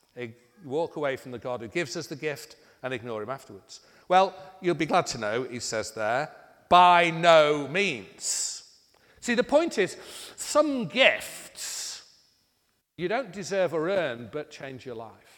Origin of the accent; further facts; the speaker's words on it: United Kingdom; being British